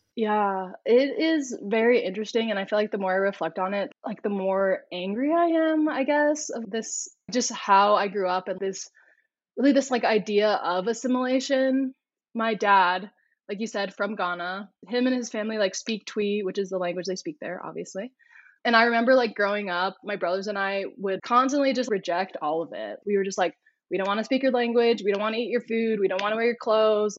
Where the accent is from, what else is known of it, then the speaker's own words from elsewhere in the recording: Corona, California, United States; moved away as an adult; also born or lived in Houston, Texas; now in Salt Lake City, United States; I'm originally from California, like born and raised in California. Ironically, it's called Corona.